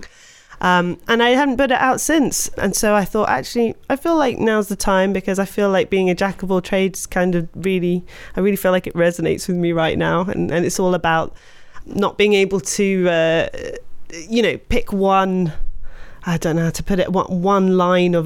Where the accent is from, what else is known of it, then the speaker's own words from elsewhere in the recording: London, United Kingdom; moved away as an adult; also born or lived in Scotland / South East England; now in France; I was born in London. I've lived in quite a few parts of the UK, though. I've lived in Scotland for a while in my youth, but I spent quite a lot of time in the southeast of the UK, yeah. So mainly from London, I'd say